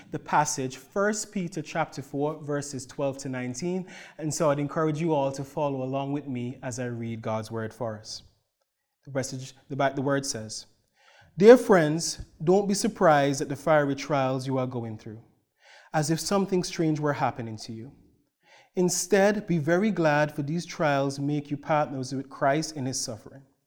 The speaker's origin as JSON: {"language": "English", "country": "Antigua & Barbuda", "moved": "yes", "lives_now": "Cloverdale, Canada", "said": "my wife, Marissa, and I hail from the Caribbean island of Antigua."}